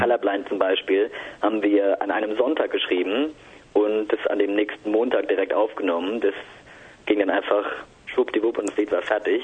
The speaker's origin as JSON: {"language": "German", "town": "Mannheim", "region": "Baden-Württemberg", "country": "Germany", "said": "Als Mannheimer"}